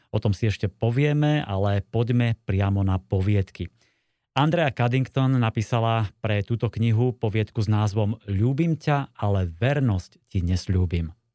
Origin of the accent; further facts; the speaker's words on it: Slovakia; u nás na Kopaniciach